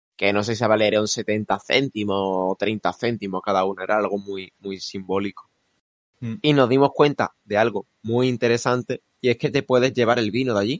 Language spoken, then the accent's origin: Spanish; Málaga, Andalusia, Spain; como decimos aquí en Málaga